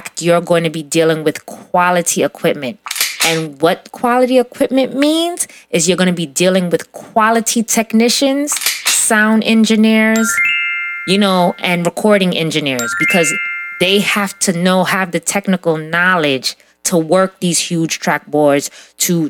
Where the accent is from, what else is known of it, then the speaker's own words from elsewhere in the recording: New York City, New York, United States; growing up in Brooklyn